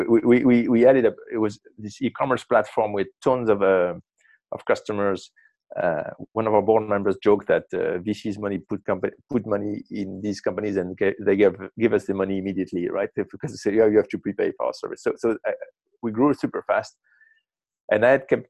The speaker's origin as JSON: {"language": "English", "town": "Marseille", "region": "Provence-Alpes-Côte d'Azur", "country": "France", "tie": "born or raised there", "moved": "yes", "lives_now": "Brooklyn, United States", "said": "I grew up in Marseille."}